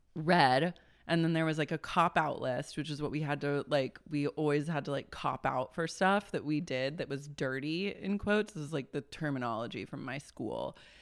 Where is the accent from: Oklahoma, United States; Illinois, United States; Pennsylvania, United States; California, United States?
Oklahoma, United States; Oklahoma City; I grew up in Oklahoma City, we battled raccoons all the time